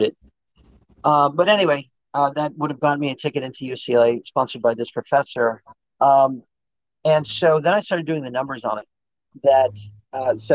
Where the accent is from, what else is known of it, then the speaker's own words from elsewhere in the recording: India; moved away as an adult; I grew up in India, I was, at 18, I was in India, I was a little Buddhist monk studying